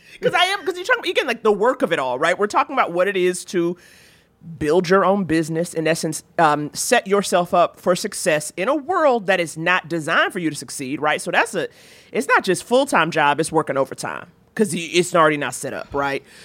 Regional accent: New York, United States; I grew up in Harlem, you know, eighties, nineties Harlem

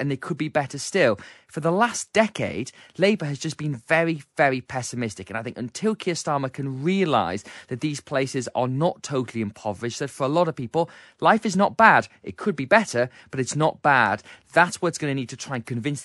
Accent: Gateshead, North East England, United Kingdom; I grew up in Gateshead opposite Newcastle

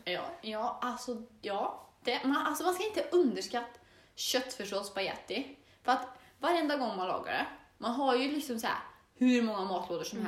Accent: Torsby, Värmland, Sweden; moved away as an adult; now in Östersund, Sweden; jag är född och uppväxt i Torsby.

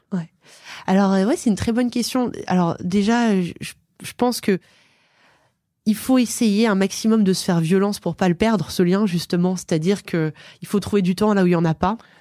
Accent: Aix-les-Bains, Auvergne-Rhône-Alpes, France; Je viens d'Aix-les-Bains. C'est une ville en Savoie, au bord du lac du Bourget

